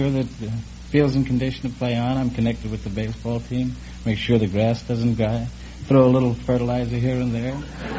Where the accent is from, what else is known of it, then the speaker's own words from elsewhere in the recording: San Francisco, California, United States; I'm from Butchertown in San Francisco.